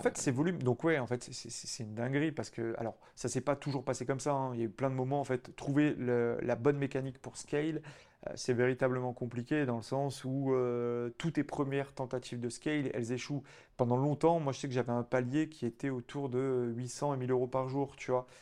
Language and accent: French; Auvergne-Rhône-Alpes, France; en tant que bon auvergnat